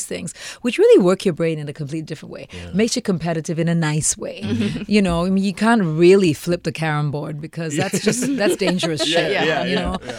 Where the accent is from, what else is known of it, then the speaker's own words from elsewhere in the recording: Singapore; also born or lived in India; I was born in India and I grew up in Singapore. So I moved here when I was 7